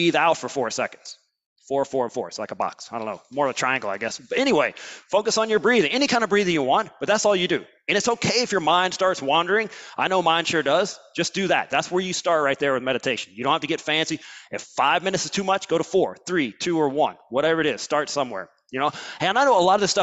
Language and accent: English; Alabama, United States; I'm from Alabama